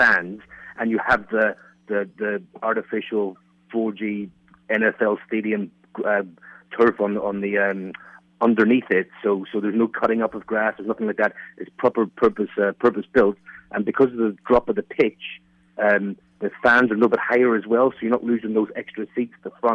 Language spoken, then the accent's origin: English; Ireland; now in London, United Kingdom; I'm actually an Irish Giants fan. I'm living in London